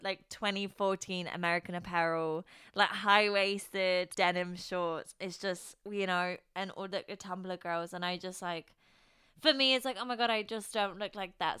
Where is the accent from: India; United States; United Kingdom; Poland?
Poland; moved away; I grew up in Poland